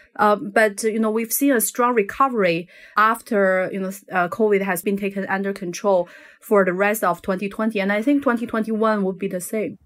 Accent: Northeast China, China; that's actually my hometown

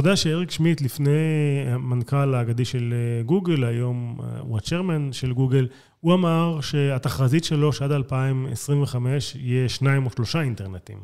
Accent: Israel; אני לא אמריקאי, אני ישראלי

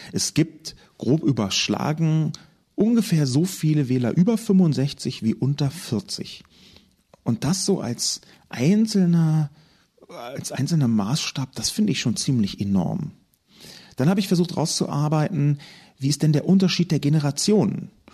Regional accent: Berlin, Germany; Ich komme aus Berlin, bin in Westberlin aufgewachsen, der halben Stadt, die es nicht mehr gibt.

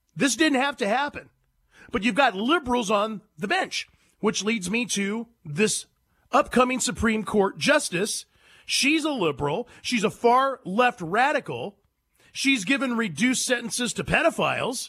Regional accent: San Joaquin Valley, California, United States; moved away as an adult; also born or lived in San Diego, California; I'm from California. Born and raised, baby. San Joaquin Valley, then later San Diego

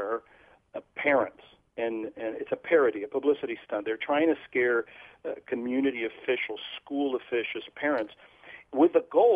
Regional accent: Portugal; moved away as an adult; also born or lived in Vermont; now in United States; I'm from Europe. I was born and raised in Portugal

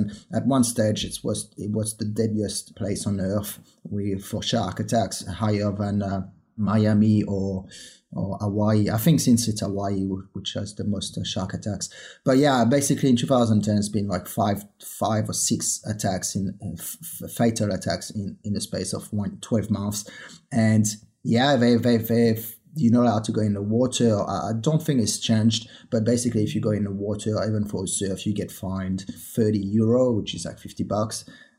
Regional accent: Réunion; moved away as an adult; also born or lived in France; now in Australia; I was born in 1983 in Reunion Island. I grew up there.

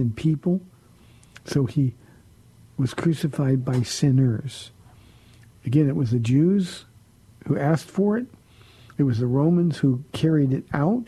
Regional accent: California, United States; moved away as an adult; now in San Antonio, United States; I'm from California.

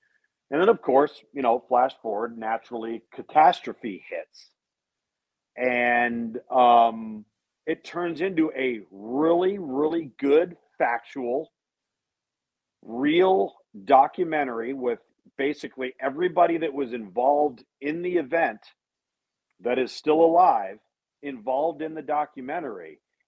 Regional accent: West Coast, United States; And we knew nothing of the story, and I'm from the West Coast.

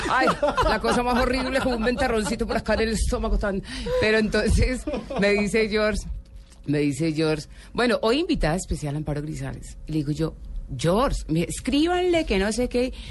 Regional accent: Colombia; Entonces yo soy paisa, llanera, bogotana y colombiana.

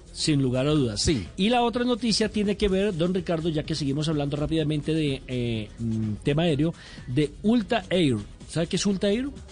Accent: Colombia

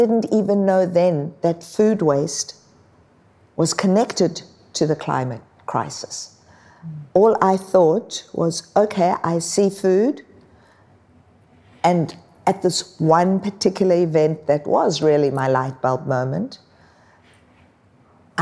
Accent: South Africa; now in Australia; I was born in South Africa

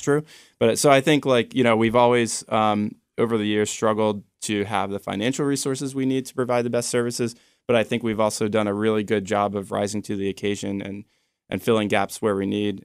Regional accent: Annapolis, Maryland, United States; also born or lived in Baltimore; I grew up in the Annapolis area

